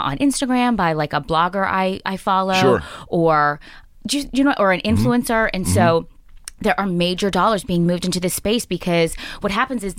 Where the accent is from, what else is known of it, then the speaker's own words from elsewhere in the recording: Pittsburgh, Pennsylvania, United States; moved away as an adult; also born or lived in Syracuse / upstate New York / the Midwest / North Carolina; when I was a little girl growing up in Pittsburgh, I went to North Hills High School.